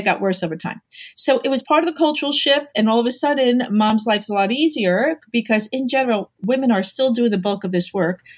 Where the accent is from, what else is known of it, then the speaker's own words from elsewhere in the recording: New York, United States; I'm a New Yorker.